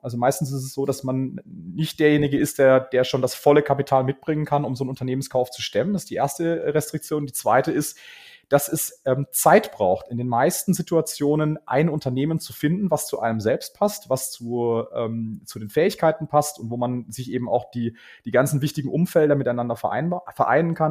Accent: Karlsruhe, Baden-Württemberg, Germany; moved away as an adult; now in Munich, Germany; ich bin ähm, geboren in Karlsruhe bin dann, äh, habe dort studiert

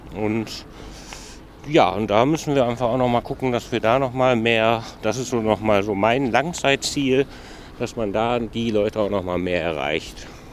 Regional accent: Mülheim an der Ruhr, North Rhine-Westphalia, Germany; ich komme aus Mülheim

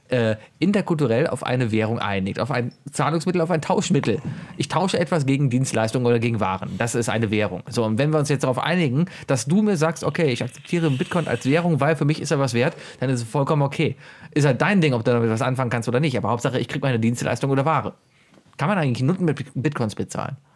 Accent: Schleswig-Holstein, Germany; Ich komme übrigens aus Schleswig-Holstein.

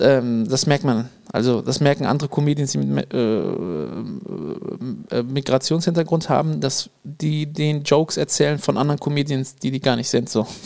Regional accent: Münsterland, North Rhine-Westphalia, Germany; Bei uns im Münsterland

